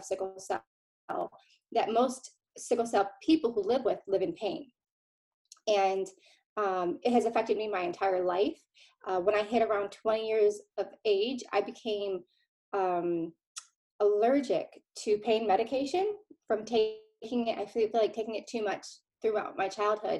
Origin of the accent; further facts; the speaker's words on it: Ann Arbor, Michigan, United States; now in Dallas, United States; I hail from Ann Arbor, Michigan.